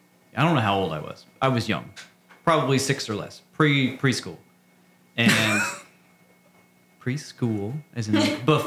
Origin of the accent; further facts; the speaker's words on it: Norman, Oklahoma, United States; our family we grew up with at the church that both Trey and I grew up with in Norman.